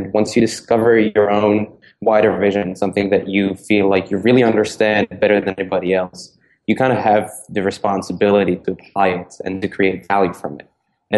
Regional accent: Prague, Czechia; moved away as an adult; now in United States; because I was born and raised in Prague before I moved over to the States when I was 19 to study psychology at Dartmouth College.

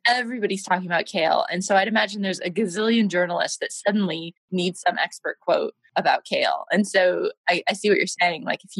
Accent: United States; moved away as an adult; also born or lived in London, United Kingdom; now in Hong Kong; I'm American and I've got a lot of clients in America, but I've been living in London for 7 years and now I'm in Hong Kong.

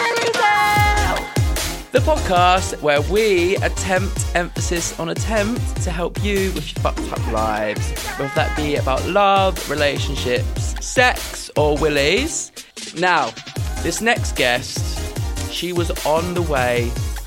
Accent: London, United Kingdom; So, yeah, I'm from Bexley, the same borough as our

